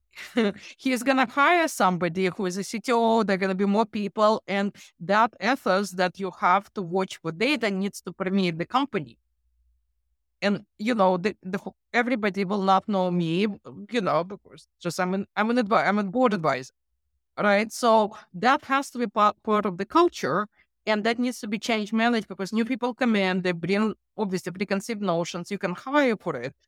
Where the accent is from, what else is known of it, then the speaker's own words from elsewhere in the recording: Ukraine; moved away; I'm from Ukraine